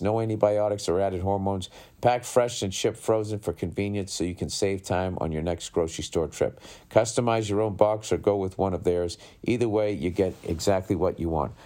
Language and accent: English; Boston, Massachusetts, United States; growing up in Boston